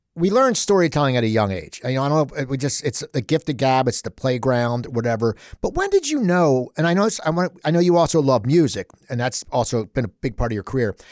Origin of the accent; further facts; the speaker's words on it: Cherry Hill, New Jersey, United States; I grew up in Cherry Hill, not Jenkintown.